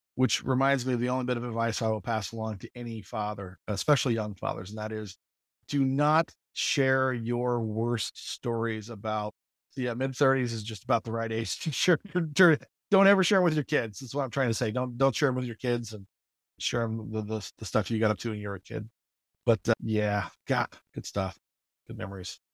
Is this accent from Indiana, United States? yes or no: yes; Mooresville, Indiana, United States; moved away as an adult; also born or lived in Texas / Michigan; I grew up actually in Mooresville, uh, in Morgan County